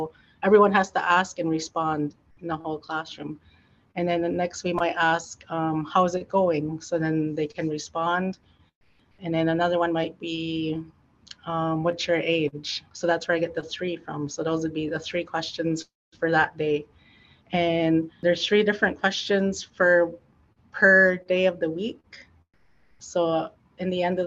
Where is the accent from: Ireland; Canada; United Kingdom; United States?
Canada; Oneida Nation of the Thames, Ontario; my nation is Oneida Nation of the Thames